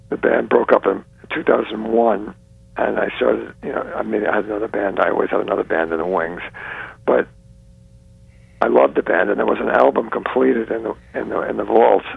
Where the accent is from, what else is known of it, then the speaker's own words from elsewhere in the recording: New York, United States; also born or lived in South Carolina; I say I'm from New York. That's where I was brought up